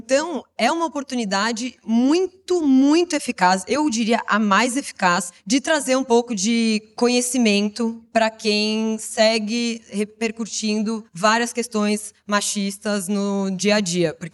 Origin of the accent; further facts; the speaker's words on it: São Paulo, Brazil; Eu sou do interior